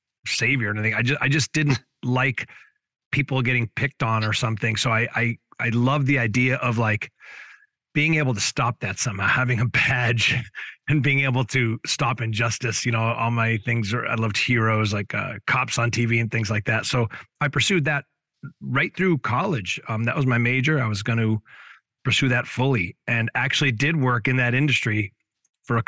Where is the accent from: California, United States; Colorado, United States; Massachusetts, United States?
Massachusetts, United States; I'm what they call a masshole. Born and raised in Massachusetts, moved around a little bit, but mostly in kind of what they call the Metro West area, which is, I grew up about 40 minutes directly west of Boston